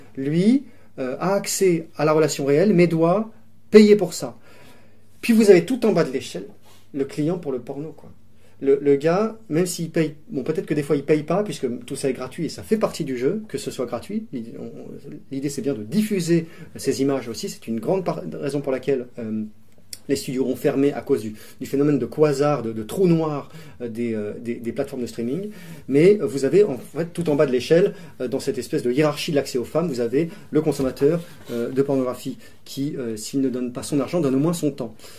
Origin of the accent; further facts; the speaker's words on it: Grenoble, Auvergne-Rhône-Alpes, France; J'ai grandi à Grenoble, principalement